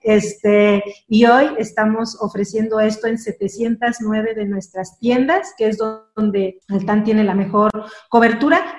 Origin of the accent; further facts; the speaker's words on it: Mexico; como mexicana, estoy muy orgullosa, primero de ser mexicana